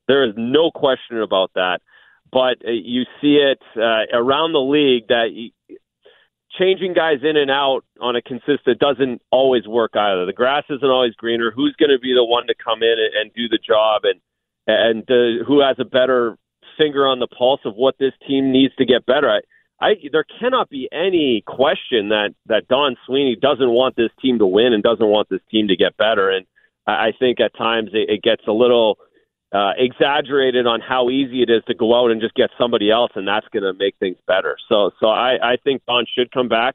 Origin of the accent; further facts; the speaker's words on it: Ontario, Canada; being from Ontario, Canada.